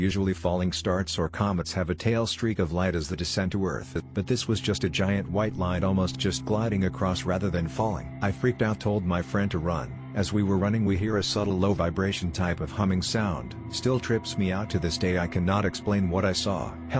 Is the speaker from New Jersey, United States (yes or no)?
no; North Carolina, United States; It would have been when I was 9 during the summer of 1980 on the farm where I grew up in North Carolina.